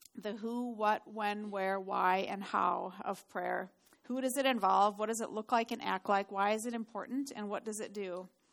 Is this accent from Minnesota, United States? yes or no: yes; Duluth, Minnesota, United States; moved away; I grew up in Duluth